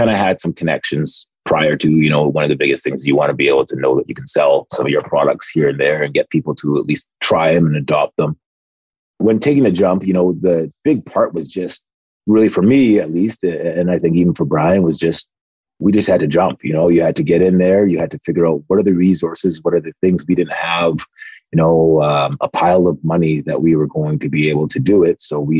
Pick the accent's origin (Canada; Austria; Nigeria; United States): Nigeria; And we're both Nigerian. And in my parents' Igbo dialect, Zuike means to relax.